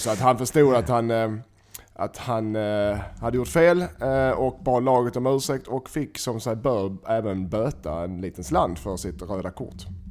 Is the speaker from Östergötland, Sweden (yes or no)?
no; Gothenburg, Västra Götaland, Sweden; jag är från Göteborg